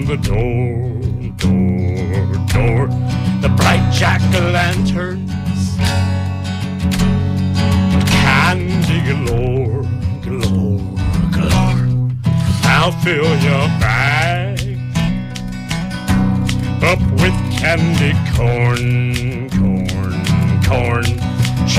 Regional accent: South Berwick, Maine, United States; my hometown of South Berwick, Maine

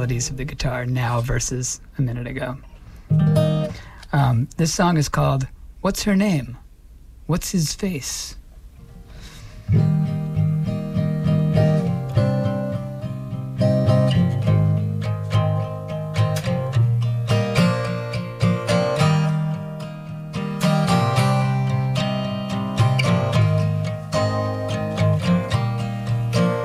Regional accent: Maine, United States; there was a period in my life where I grew up in Maine, and I would go into Portland

